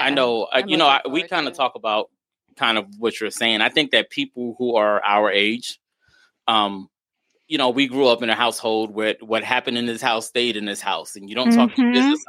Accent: New York City, New York, United States; moved away as an adult; I grew up in New York City.

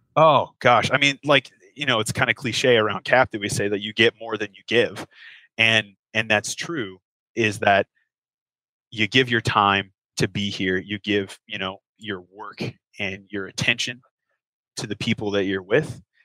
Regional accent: Cincinnati, Ohio, United States; moved away as an adult; now in Kentucky, United States; I grew up in Cincinnati, which is just across the river from the state of Kentucky

